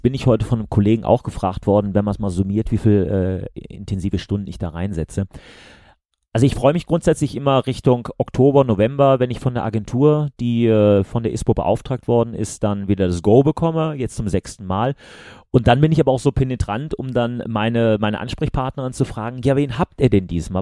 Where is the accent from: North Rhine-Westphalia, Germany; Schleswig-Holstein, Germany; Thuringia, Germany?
North Rhine-Westphalia, Germany; Remscheid; ich komme aus Remscheid, also Bergisches Land für die Leute, die außerhalb von NRW wohnen